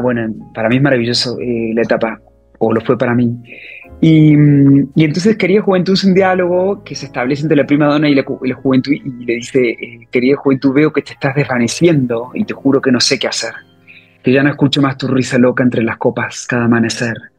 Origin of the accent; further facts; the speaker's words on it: Córdoba, Argentina; moved away as an adult; also born or lived in Buenos Aires / Mexico; now in Madrid, Spain; yo de Córdoba, cuando termino el colegio